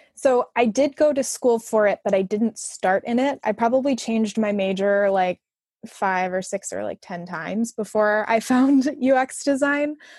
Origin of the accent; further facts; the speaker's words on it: Arlington Heights, Illinois, United States; moved away as an adult; now in Chicago, United States; I'm originally from Arlington Heights, but I've been in Chicago for the last eight or so